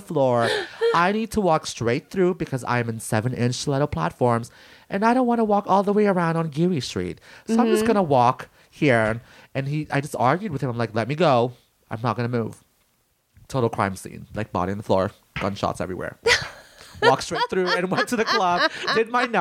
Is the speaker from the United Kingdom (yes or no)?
no; Philippines; being Filipino, I come from the land of rape and murder